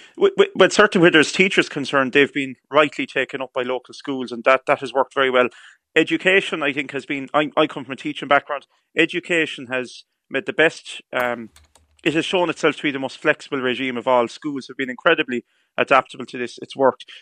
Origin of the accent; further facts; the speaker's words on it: County Clare, Munster, Ireland; I'm from County Clare